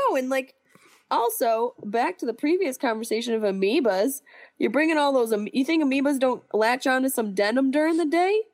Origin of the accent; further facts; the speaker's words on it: Syracuse, New York, United States; my hometown of Syracuse